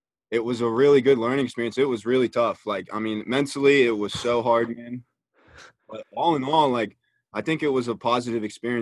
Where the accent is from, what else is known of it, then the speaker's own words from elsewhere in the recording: United States; We're all American